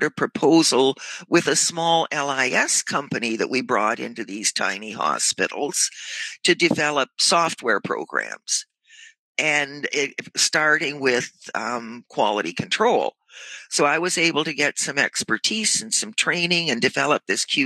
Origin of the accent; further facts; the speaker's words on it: near Sudbury, Ontario, Canada; also born or lived in Port Perry / Toronto; this is near my hometown